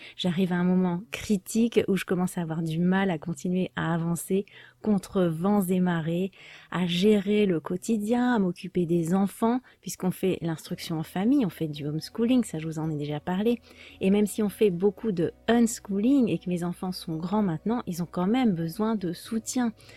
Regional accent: France; je suis française

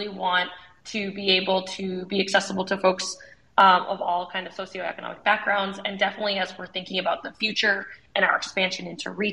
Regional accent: United States; I'm Vietnamese American

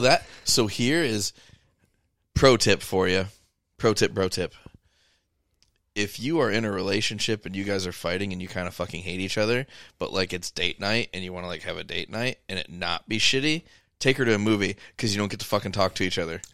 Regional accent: Monticello, United States; I went to high school in Monticello

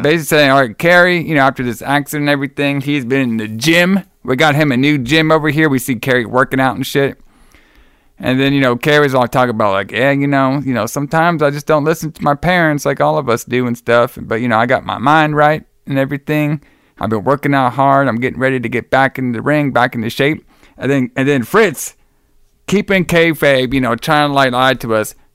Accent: Dallas, Texas, United States; from my hometown of Dallas

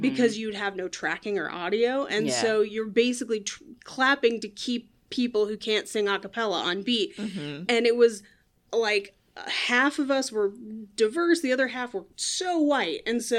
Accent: California, United States; I grew up near Oakland.

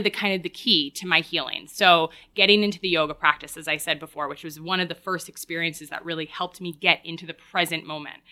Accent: Woodstock, New York, United States; moved away; I grew up in Woodstock, New York, born and raised

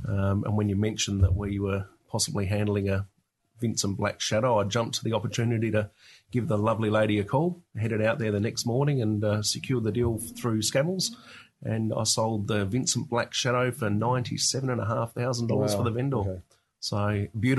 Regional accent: Australia; I grew up around Australian colonial furniture and also dad collecting traction engines and stationary engines at the time.

